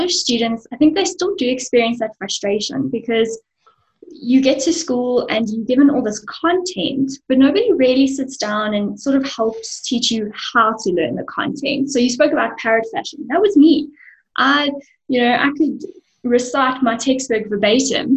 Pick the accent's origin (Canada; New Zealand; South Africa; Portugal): South Africa; Benoni, Gauteng; So I'm an East Rand baby. I was born in Benoni, and I still live and work in Benoni.